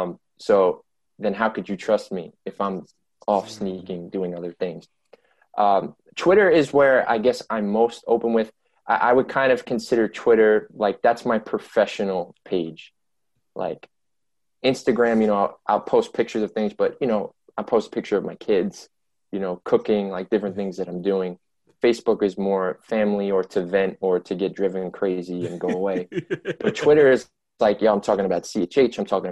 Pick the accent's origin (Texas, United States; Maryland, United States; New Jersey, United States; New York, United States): New York, United States; But yeah, just growing up as a New Yorker.